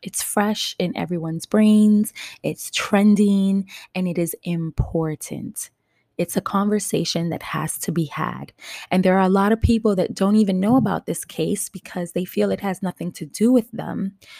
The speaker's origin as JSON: {"language": "English", "town": "New York City", "region": "New York", "country": "United States", "tie": "born or raised there", "said": "I am born and raised in New York City, Upper West Side, Manhattan."}